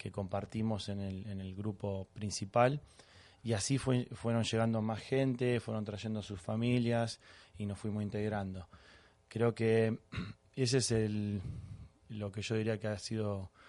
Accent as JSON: {"language": "Spanish", "town": "Los Angeles", "region": "California", "country": "United States", "tie": "born there", "also_born_or_lived": "Argentina", "said": "Nací en Los Ángeles y viví cinco años en Argentina, creo que fueron los años que me marcaron"}